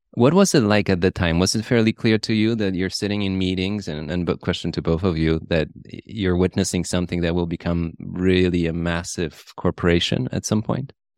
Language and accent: English; Poland; moved away; I grew up in Poland, and I remember in the nineties we had bank runs and we had hyperinflation